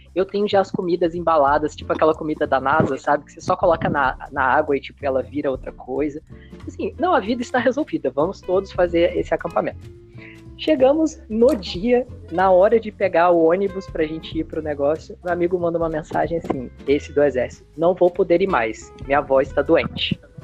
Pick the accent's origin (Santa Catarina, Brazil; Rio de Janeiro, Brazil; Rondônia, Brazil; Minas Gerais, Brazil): Minas Gerais, Brazil; eu sou de Minas Gerais, então Minas Gerais, terra da cachoeira